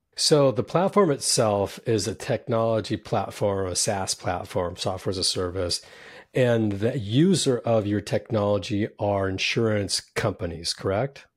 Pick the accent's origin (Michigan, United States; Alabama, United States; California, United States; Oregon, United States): California, United States; San Jose; also born or lived in New York; now in Southern California, United States; I grew up in Silicon Valley in San Jose